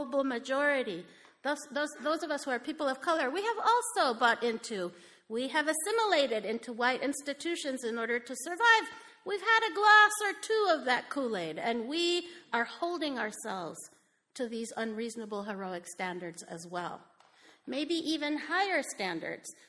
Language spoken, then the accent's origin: English; Mexico; moved away as an adult; I grew up in Mexico. I came here when I was 18